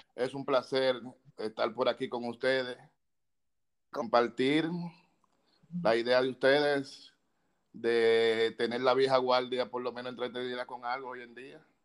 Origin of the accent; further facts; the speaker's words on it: Santo Domingo, Distrito Nacional, Dominican Republic; also born or lived in Villa Juana, Santo Domingo; Yo nací en Villa Consuelo.